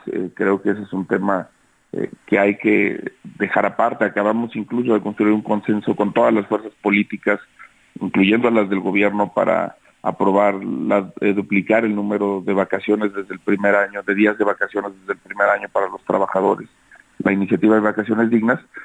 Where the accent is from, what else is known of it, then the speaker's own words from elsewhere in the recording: Zacatecas, Mexico; Yo soy, por ejemplo, zacatecano.